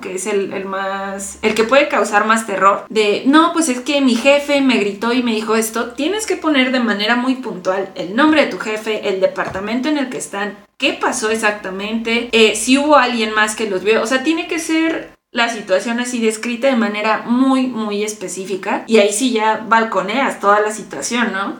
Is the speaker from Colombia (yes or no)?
no; Mexico; como mexicanos